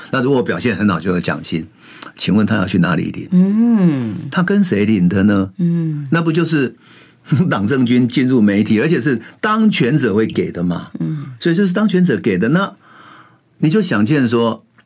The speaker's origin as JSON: {"language": "Chinese", "country": "Taiwan", "tie": "born or raised there", "said": "我是一九五八年生的嘛，然后 我那时候生的时候，哎，奇怪， 我们乡下都只有那种共同的茅坑啊"}